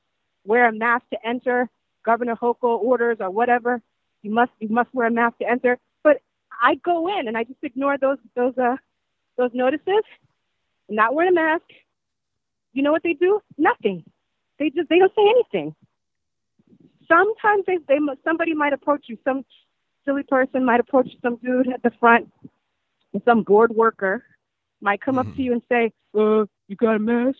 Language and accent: English; New York City, New York, United States; as a native New Yorker